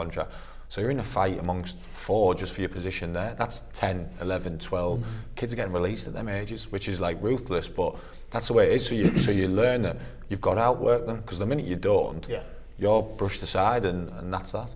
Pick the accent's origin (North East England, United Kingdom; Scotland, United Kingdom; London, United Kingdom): North East England, United Kingdom; Middlesbrough; moved away as an adult; it's my hometown club.